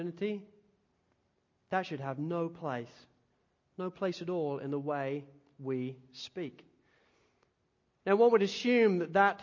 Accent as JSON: {"language": "English", "town": "Spalding", "region": "East Midlands", "country": "United Kingdom", "tie": "born or raised there", "moved": "yes", "lives_now": "Australia", "said": "growing up in Spalding and Lincolnshire, I grew up in the country"}